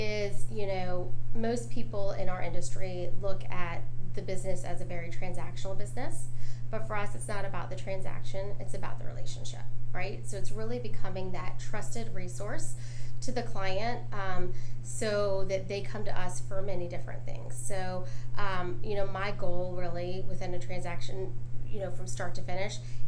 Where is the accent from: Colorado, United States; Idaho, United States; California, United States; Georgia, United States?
Georgia, United States; Dunwoody; also born or lived in Atlanta; I was born in Atlanta and grew up in Dunwoody